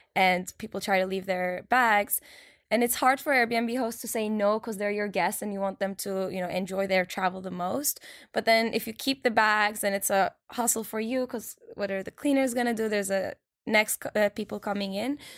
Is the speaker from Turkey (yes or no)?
yes; Turkey; now in New York, United States; I'm from Turkey